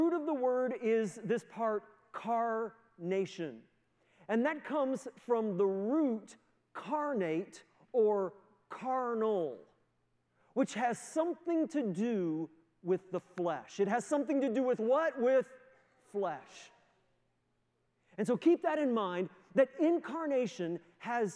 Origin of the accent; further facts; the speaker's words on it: the Maritimes, Canada; moved away as an adult; also born or lived in United States; now in Moncton, Canada; my family, although we're all from the Maritimes